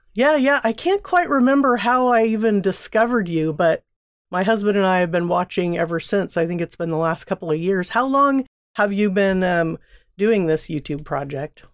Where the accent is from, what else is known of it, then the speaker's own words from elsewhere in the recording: Seal Beach, California, United States; moved away as an adult; now in Oakland, United States; I grew up in Southern California, Seal Beach, a small town